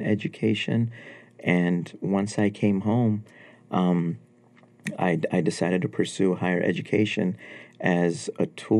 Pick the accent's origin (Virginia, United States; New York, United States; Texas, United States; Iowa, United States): New York, United States; New York City; also born or lived in Afghanistan; Growing up in New York was amazing.